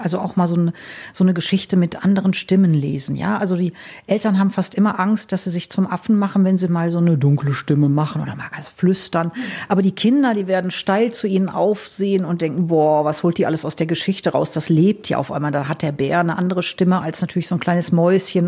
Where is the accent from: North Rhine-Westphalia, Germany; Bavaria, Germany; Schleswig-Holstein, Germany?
North Rhine-Westphalia, Germany; Wuppertal; ich komme ja aus Nordrhein-Westfalen, aus Wuppertal